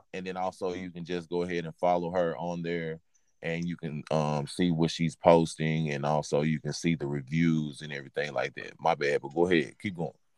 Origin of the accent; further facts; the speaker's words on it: Texas, United States; I'm from from Texas.